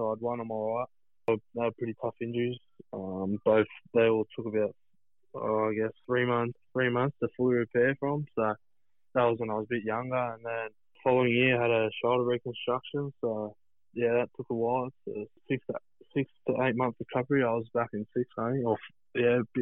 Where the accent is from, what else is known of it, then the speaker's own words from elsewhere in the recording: Central Coast, New South Wales, Australia; moved away as an adult; also born or lived in Manly, Australia; now in Newcastle, Australia; I've moved to Newcastle, but I grew up on the Central Coast there, and I loved it.